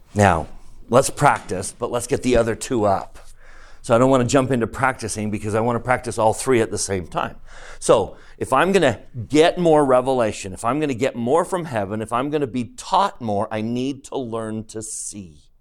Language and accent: English; Utah, United States; Grew up in Utah.